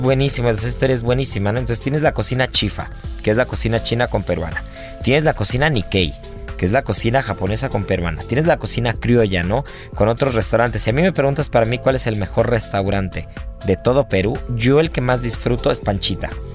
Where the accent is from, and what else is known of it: Mexico